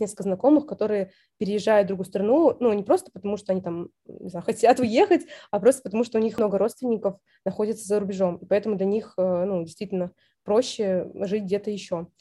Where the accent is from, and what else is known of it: Saint Petersburg, Russia